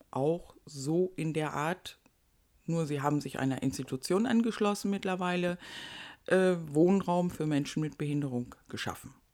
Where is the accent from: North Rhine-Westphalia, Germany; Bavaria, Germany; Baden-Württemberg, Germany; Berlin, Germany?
North Rhine-Westphalia, Germany; aus meiner alten Heimat. Ich komme aus Nordrhein-Westfalen.